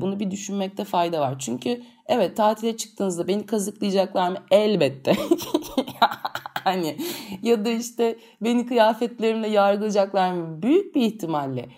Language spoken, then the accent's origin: Turkish; İzmir, Turkey; also born or lived in Çeşme; biz İzmirliyiz, Çeşme'de çok büyük bir zamanımızı